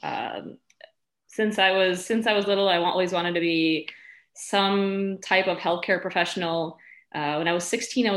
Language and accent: English; Chicago, Illinois, United States; also born or lived in Milwaukee; I was born in Chicago, raised in the suburbs. I lived most of my adult life in Chicago, besides going to school